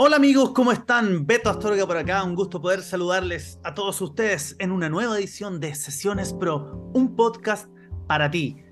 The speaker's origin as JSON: {"language": "Spanish", "country": "Chile", "said": "Chile porque es el país de donde yo soy"}